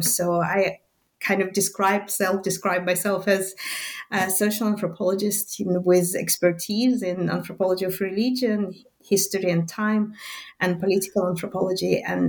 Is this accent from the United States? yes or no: no; Minsk, Minsk Region, Belarus; first language Russian; English is a second language; but I was born in Minsk, and that's still in the Soviet Belarus, so in the Soviet Union, to a mixed family